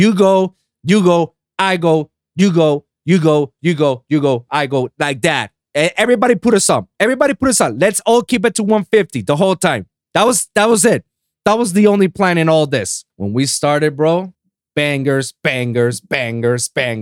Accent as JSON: {"language": "English", "country": "Puerto Rico", "tie": "born or raised there", "said": "my hometown of Puerto Rico"}